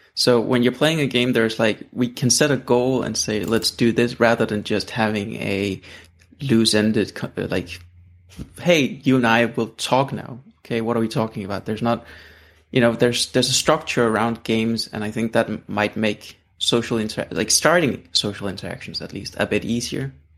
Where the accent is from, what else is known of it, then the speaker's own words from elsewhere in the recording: Denmark; English is a second language; I'm from Denmark